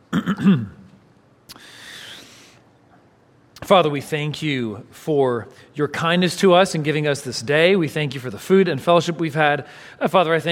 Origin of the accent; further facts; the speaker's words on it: San Francisco Bay Area, California, United States; also born or lived in Los Angeles; I grew up in the San Francisco Bay Area from a young age.